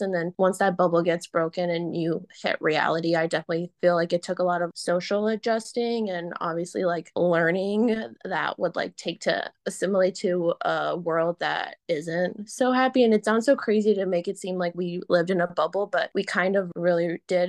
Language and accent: English; Chicago, Illinois, United States; growing up in Rogers Park